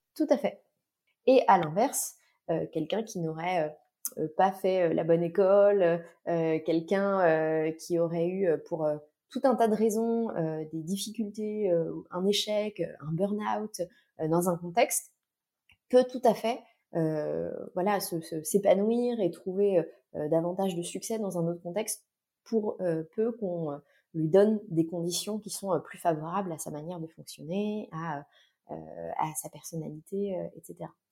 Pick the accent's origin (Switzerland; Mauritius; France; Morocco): France; Nantes, Pays de la Loire; moved away; also born or lived in Vendée / Paris; Je suis originaire de Nantes